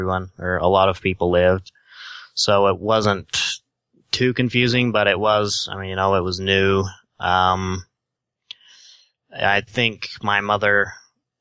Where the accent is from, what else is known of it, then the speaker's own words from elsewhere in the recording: Sandy, Utah, United States; accent: Utah; also born or lived in Salt Lake City, Utah; I was born in Sandy, Utah, actually. We were from Salt Lake